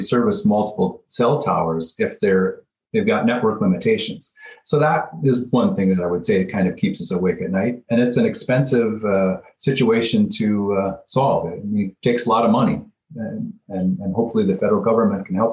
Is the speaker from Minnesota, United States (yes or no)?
yes; Minnesota, United States; now in Montana, United States; I grew up in Minnesota